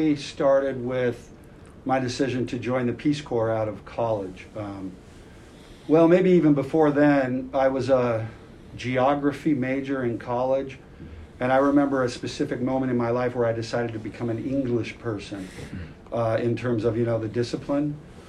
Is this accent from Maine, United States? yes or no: no; Central California, United States; my hometown in Central California, which is very agricultural